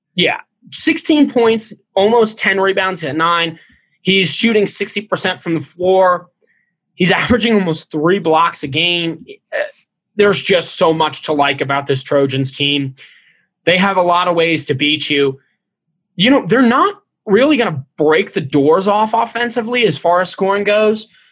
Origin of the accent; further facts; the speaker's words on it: Cincinnati, Ohio, United States; growing up in Cincinnati